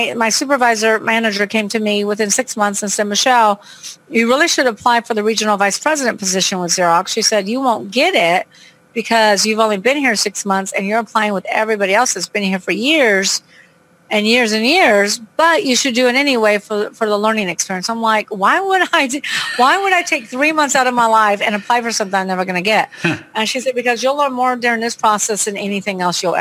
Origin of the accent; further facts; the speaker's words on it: Long Beach, California, United States; now in New Orleans, United States; I'm from Long Beach, California, but I live in New Orleans, Louisiana.